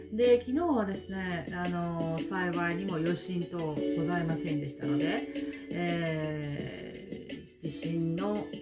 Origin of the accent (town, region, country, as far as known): Japan; now in New Zealand